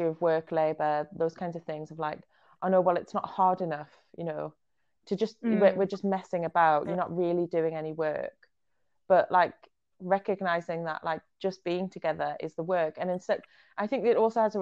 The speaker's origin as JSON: {"language": "English", "country": "Israel", "tie": "born or raised there", "said": "I was born in Israel"}